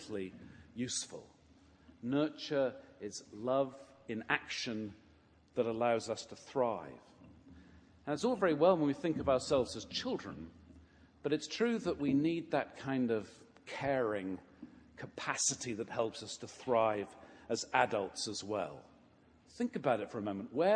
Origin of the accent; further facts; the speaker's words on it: England, United Kingdom; moved away; growing up in England, I attended a parish in the village where I sang in the choir